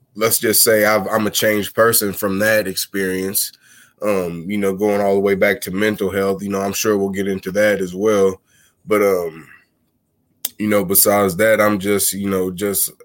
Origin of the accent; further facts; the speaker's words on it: Missouri, United States; moved away as an adult; now in Texas, United States; I'm originally from Missouri, and the last 3 or 4 years I've relocated down to Texas